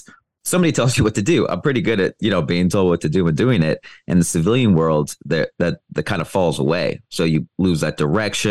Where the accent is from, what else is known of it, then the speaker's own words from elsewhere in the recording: Iowa, United States; moved away as an adult; also born or lived in Thailand; now in Dominican Republic; even in my hometown in Iowa